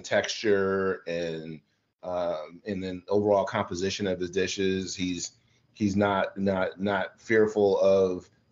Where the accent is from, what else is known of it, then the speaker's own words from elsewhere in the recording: Midwest, United States; moved away; also born or lived in the South; growing up in the South, but growing up in the Midwest, but understanding it and cooking in the South for a long time